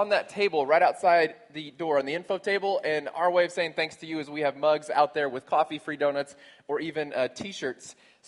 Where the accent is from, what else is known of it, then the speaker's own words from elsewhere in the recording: Texas, United States; moved away; We're from Texas, where a piñata is usually involved